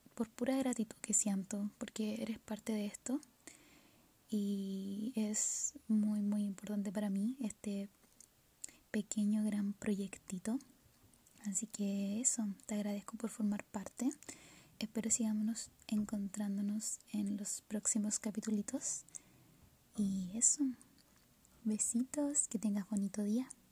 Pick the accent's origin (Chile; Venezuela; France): Chile; soy chilena